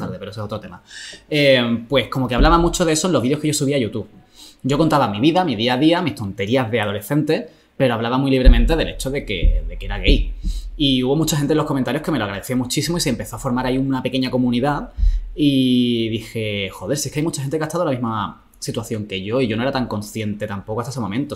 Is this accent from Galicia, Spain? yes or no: no; Jerez de la Frontera, Andalusia, Spain; en Jerez, que es de donde yo soy